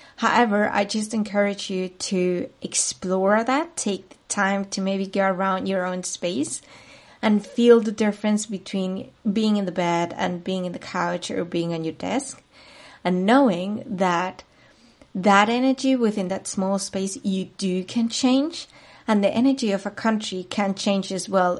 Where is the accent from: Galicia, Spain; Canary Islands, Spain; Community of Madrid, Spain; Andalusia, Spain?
Community of Madrid, Spain; Madrid; moved away as an adult; now in Munich, Germany; I am originally from Spain, particularly from Madrid, the capital city, but I've been living for the past eight years in Munich, Germany.